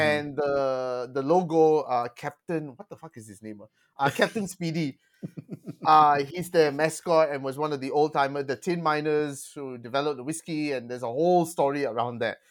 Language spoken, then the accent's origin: English; Malaysia; I'm Malaysian.